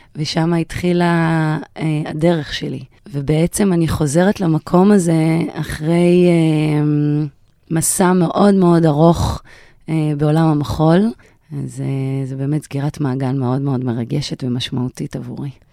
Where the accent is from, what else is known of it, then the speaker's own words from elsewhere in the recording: Sha'ar HaNegev, Southern District, Israel; המקום הזה שאני מנהלת אותו היום, שם גדלתי